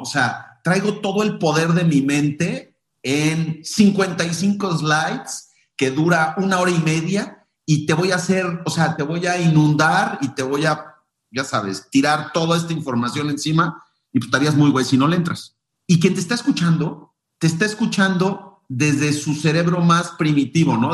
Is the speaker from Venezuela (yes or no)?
no; Mexico; nuestra cultura como mexicanos